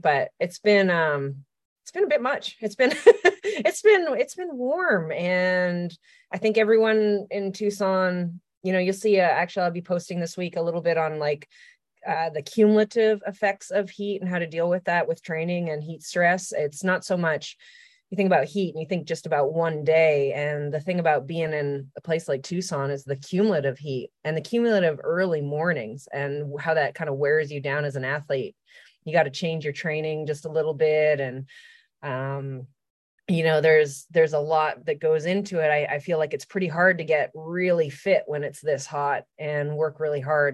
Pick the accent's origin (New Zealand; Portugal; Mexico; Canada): Canada; now in United States; I'm Canadian. I've lived in the U S for a long time.